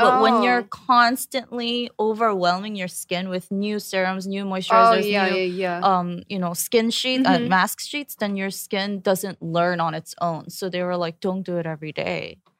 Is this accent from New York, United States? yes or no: yes; New York, United States; I came from New York, so I just used like CVS products and stuff.